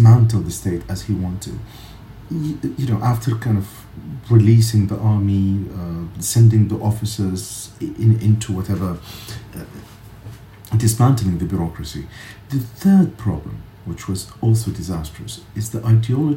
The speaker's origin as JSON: {"language": "English", "country": "Iraq", "tie": "born or raised there", "moved": "as an adult", "said": "I grew up in Iraq for 29 years"}